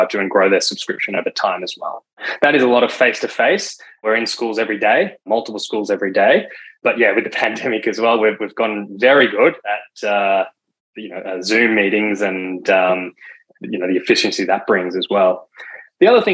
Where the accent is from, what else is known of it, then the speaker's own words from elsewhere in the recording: Victoria, Australia; as co-founders, that's where we grew up in Victoria